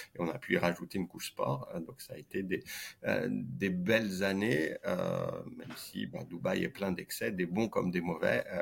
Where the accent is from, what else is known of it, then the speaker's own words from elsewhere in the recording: Saint-Étienne, Auvergne-Rhône-Alpes, France; also born or lived in Lyon; j'ai grandi et joué au foot à Saint-Etienne